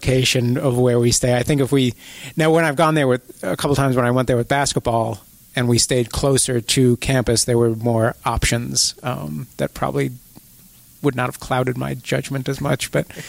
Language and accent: English; East Coast, United States; moved away; I grew up on the East Coast